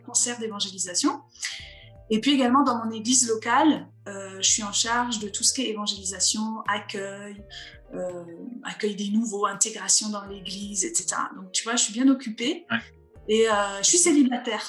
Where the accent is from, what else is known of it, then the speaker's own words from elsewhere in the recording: Vosges, Grand Est, France; moved away as an adult; also born or lived in Alsace; now in Montpellier, France; je suis plutôt une fille du Nord-Est. Hein. Je suis née dans les Vosges, j'ai habité en Alsace